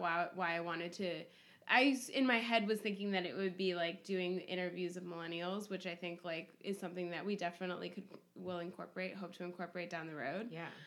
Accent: Berkeley, California, United States; I grew up mostly in Berkeley

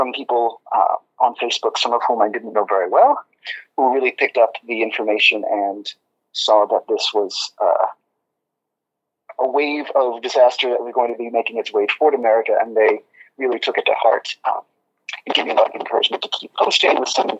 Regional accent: Maine, United States; also born or lived in Massachusetts / Minnesota / China; now in New York, United States; I was born in Maine

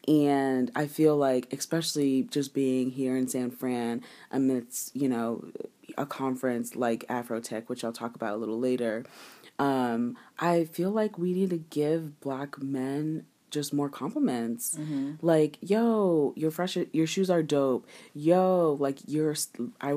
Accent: Ghana; I'm Ghanaian.

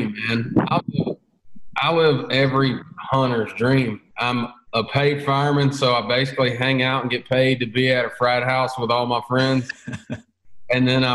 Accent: Maury County, Tennessee, United States; I grew up in Murray County down here on Unali

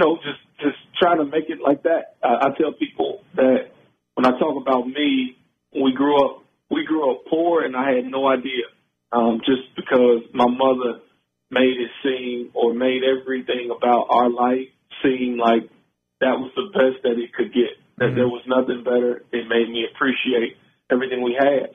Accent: Cincinnati, Ohio, United States; born and raised in Cincinnati

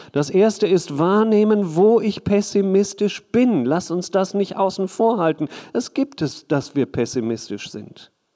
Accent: Hagen, North Rhine-Westphalia, Germany; ich komme aus Hagen

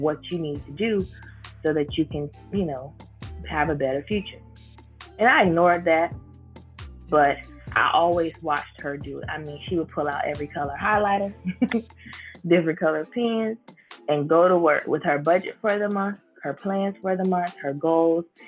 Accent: Fort Lauderdale, Florida, United States; I'm born and raised in Fort Lauderdale

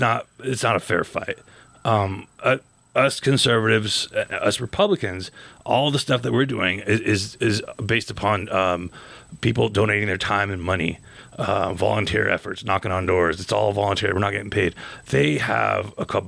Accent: Gallup, New Mexico, United States; my hometown of Gallup

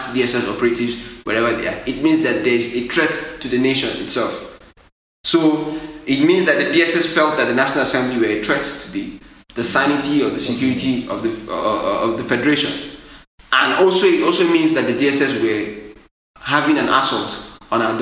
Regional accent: Nigeria; as a Nigerian

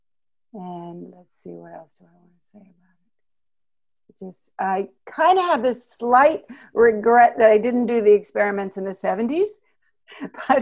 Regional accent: Oregon, United States; I come from Oregon

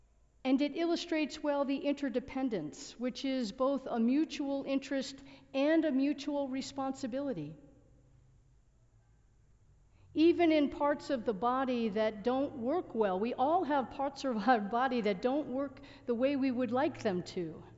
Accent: United States; growing up in the United States, if this is your country of origin, I can't tell you that I constructed barriers, but I can tell you that I breathed the air that contained barriers.

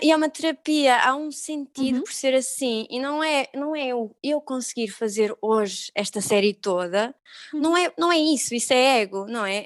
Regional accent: Algarve, Portugal; moved away; eu sou do Algarve

